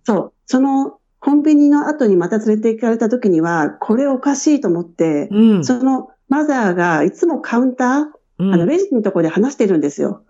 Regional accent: Edogawa, Tokyo, Japan; moved away as an adult; also born or lived in Shinjuku, Tokyo; now in Australia; 出身は、あの、江戸川区で育ちました

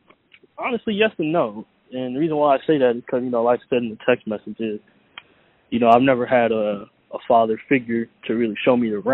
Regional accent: Sacramento, California, United States; from Sacramento. I'm from Sacramento, California.

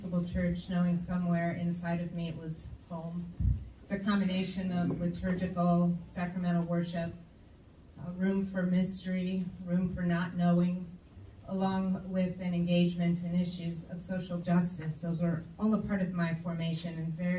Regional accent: outside Detroit, Michigan, United States; I grew up outside of Detroit

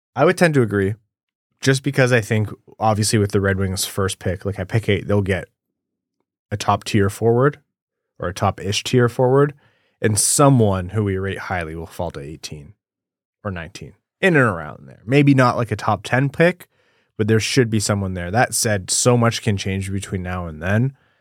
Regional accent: Windsor, Ontario, Canada; I grew up in Windsor

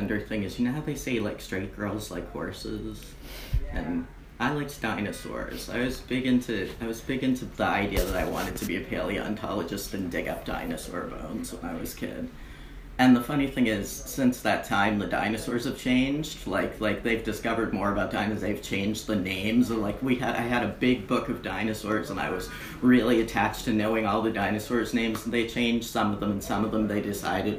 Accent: Boston, Massachusetts, United States; moved away as an adult; now in New York City, United States; I'm from Boston. Born in the Boston Lying In, where half everybody from Boston was born at that time, in 1965.

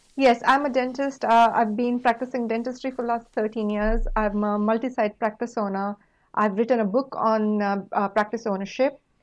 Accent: India; moved away; coming from a small rural town in India, we had only limited opportunities. We didn't have internet and anything like what you guys have now growing up

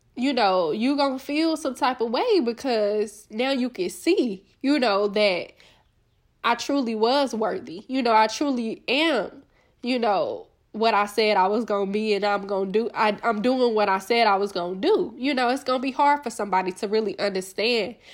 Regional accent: Little Rock, Arkansas, United States; I'm from Little Rock, like, Arkansas, like, a small town, you know, a small town girl

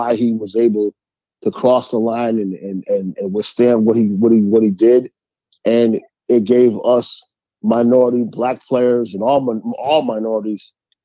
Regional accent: New York, United States; my hometown

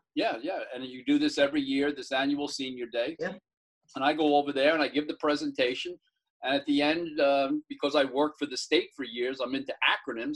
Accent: Mount Vernon, United States; I grew up in Mount Vernon

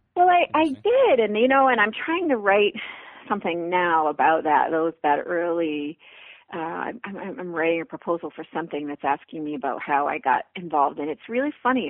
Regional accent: Brockton, Massachusetts, United States; moved away as an adult; also born or lived in Missouri; Brockton, Massachusetts, which is my hometown

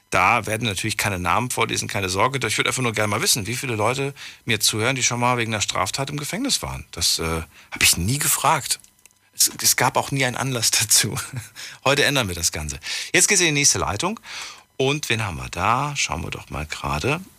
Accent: Nentershausen, Rhineland-Palatinate, Germany; Ja, ich bin aus Nendershausen bei Dietz.

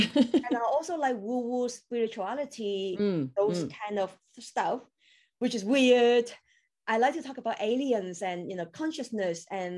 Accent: Hong Kong; English is a second language; moved away as an adult; also born or lived in Taiwan / United Kingdom / Shanghai, China; now in Australia; I was born in Hong Kong and then I grew up in Taiwan because my mom is Taiwanese.

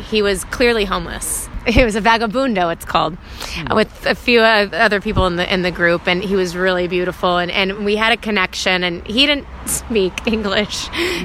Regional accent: Georgia, United States; moved away; also born or lived in New York City; I'm from Georgia originally, so that's why I kind of have a little country folk bluesy sound to my music

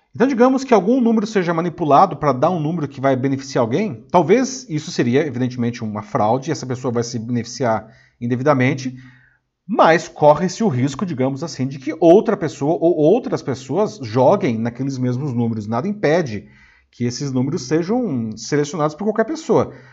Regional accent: Brazil; Como bom brasileiro

